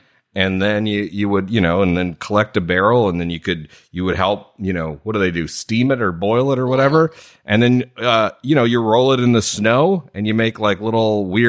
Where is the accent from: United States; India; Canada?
Canada; moved away; I had left Canada.